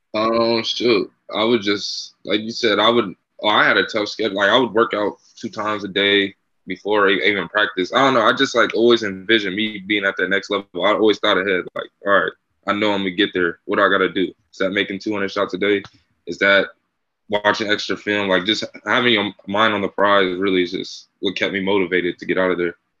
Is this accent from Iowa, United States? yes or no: no; Bay Area, California, United States; moved away as an adult; also born or lived in Union City, California / Montana; now in Massachusetts, United States; I'm from the Bay Area on the East Coast.